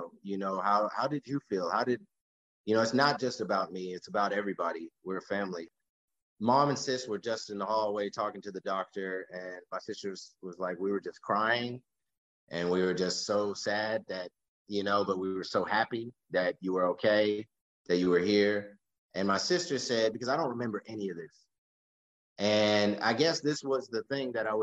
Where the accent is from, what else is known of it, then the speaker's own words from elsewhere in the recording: Texas, United States; I was from Texas